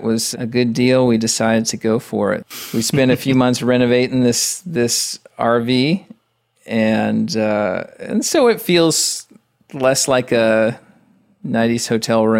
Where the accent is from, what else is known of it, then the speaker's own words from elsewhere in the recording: Lynchburg, Virginia, United States; moved away as an adult; also born or lived in Charlotte area, North Carolina; I'm from Lynchburg, Virginia, originally.